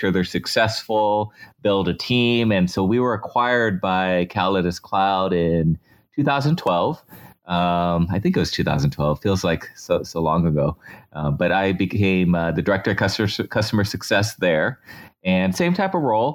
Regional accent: San Diego, California, United States; I moved on to MyTech Systems in San Diego, my hometown.

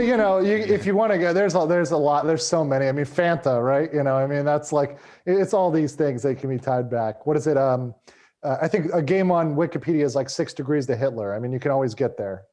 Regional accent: United States; as an American living in the U S

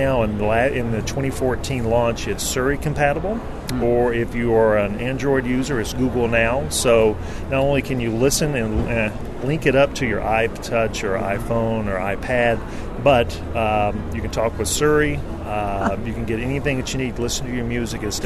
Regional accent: North Carolina, United States; accent: southern; now in Portland, United States; I'm from North Carolina. Currently live in Portland, Oregon

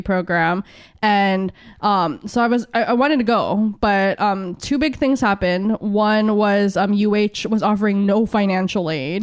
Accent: San Diego, California, United States; moved away as an adult; also born or lived in Philippines; now in Hawaii, United States; I grew up in San Diego. I was born in the Philippines, but my family immigrated to the States when, um, I was two.

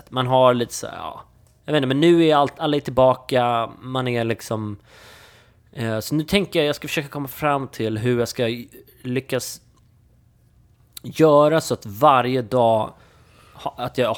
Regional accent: Sweden; att vi är svenskar

